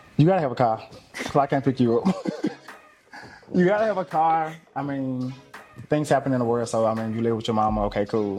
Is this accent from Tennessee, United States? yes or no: yes; Memphis, Tennessee, United States; born and raised in Memphis